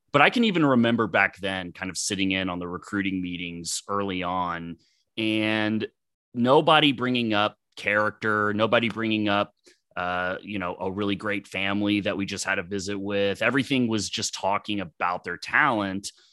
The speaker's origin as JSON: {"language": "English", "town": "Dallas", "region": "Texas", "country": "United States", "tie": "born or raised there", "said": "I grew up in Dallas, Texas"}